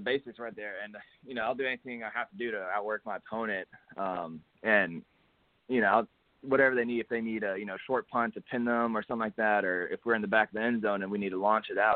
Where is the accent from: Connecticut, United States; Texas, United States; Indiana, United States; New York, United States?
Texas, United States; Hutto; It was just a little school over here in my hometown of Hutto, Texas